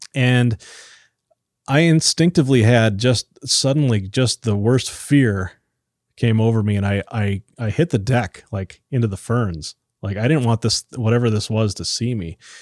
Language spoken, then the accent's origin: English; Iron Range, Minnesota, United States; moved away; I grew up on the Iron Range